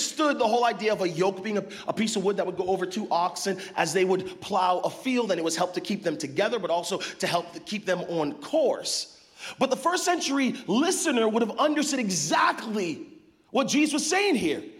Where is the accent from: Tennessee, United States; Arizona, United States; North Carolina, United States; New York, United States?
Arizona, United States; now in Northern California, United States; we're both from Arizona, spent some time in Arizona, but now living here in Northern California